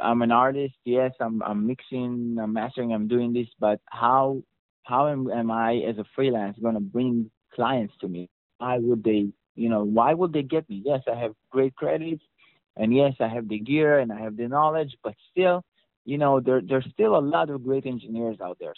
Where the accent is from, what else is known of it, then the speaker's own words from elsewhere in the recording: Israel; accent: Israeli; that's my Israeli accent